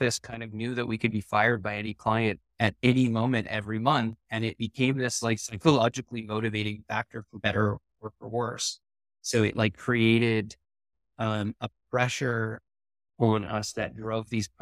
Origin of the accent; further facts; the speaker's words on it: Vancouver, British Columbia, Canada; I'm from Vancouver